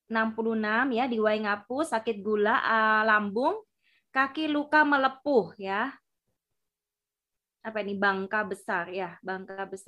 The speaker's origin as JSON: {"language": "Indonesian", "region": "Java", "country": "Indonesia", "said": "mohon maaf karena kami dari Jawa ya asli Jawa jadi kurang paham juga ya untuk bahasa-bahasa yang ada di luar pulau"}